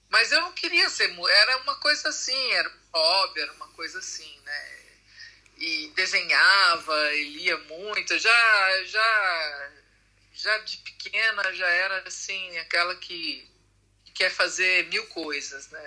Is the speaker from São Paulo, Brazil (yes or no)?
yes; São Paulo, Brazil; moved away as an adult; now in Italy; Eu nasci em São Paulo